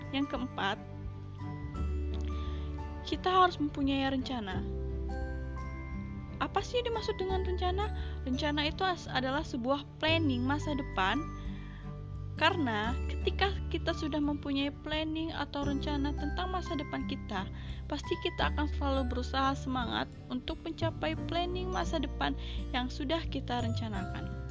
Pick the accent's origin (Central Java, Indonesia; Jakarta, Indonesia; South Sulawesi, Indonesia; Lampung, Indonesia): Lampung, Indonesia; Saya dari Lampung Utara, tepatnya di Desa Bunga Mayang.